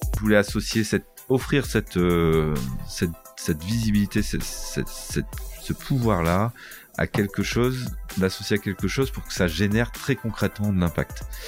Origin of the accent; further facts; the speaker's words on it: Boulogne-sur-Mer, Hauts-de-France, France; je suis né, et j'habite à Boulogne-sur-Mer, enfin dans la région de Boulogne-sur-Mer